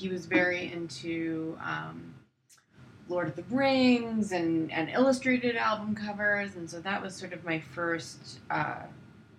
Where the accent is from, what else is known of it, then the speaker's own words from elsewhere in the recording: Long Island, New York, United States; moved away as an adult; also born or lived in Brooklyn, New York; now in Los Angeles, United States; I grew up in Long Island, but I was living in New York for all my life